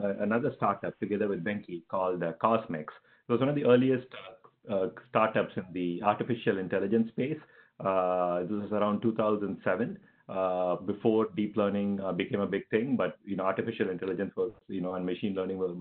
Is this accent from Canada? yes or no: no; Chennai, Tamil Nadu, India; moved away as an adult; also born or lived in Stanford; I'm from India. Grew up in Chennai in India.